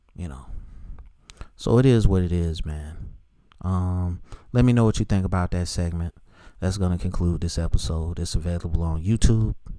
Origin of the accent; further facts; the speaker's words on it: Charlotte, North Carolina, United States; that school's in my hometown